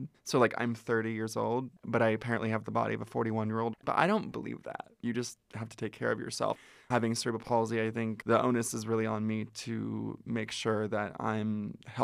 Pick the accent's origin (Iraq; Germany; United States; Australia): United States; Ventura, California; I grew up in Ventura, which is an hour north of here